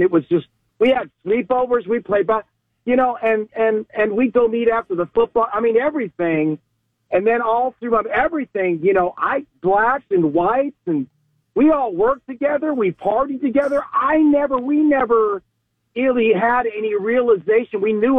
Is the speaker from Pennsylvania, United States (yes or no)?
no; California, United States; also born or lived in Germany; now in Fort Walton Beach, United States; I'm 62-year-old white guy, grew up in California, had to learn Spanish at a very young age after coming here from Germany.